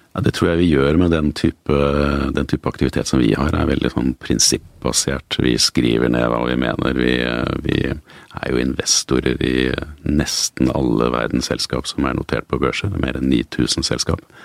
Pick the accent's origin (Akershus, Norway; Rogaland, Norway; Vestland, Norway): Akershus, Norway; Asker; also born or lived in Oslo; Jeg er født i, født i Oslo. Jeg eh, flyttet ut til eh, Asker da jeg var eh, fire år gammel.